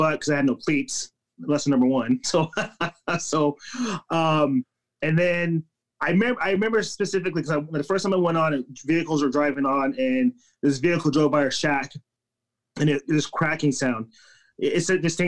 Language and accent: English; Las Vegas, Nevada, United States; moved away; I grew up in Las Vegas, Nevada